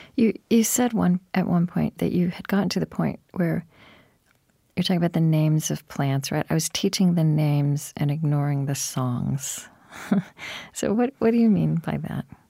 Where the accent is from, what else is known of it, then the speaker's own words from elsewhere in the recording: Pottawatomie County, Oklahoma, United States; I grew up actually in Pottawatomie County in Oklahoma